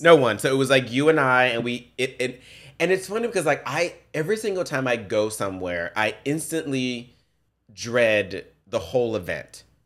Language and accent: English; Memphis, Tennessee, United States; I grew up in Memphis, I grew up in the ghetto, in the projects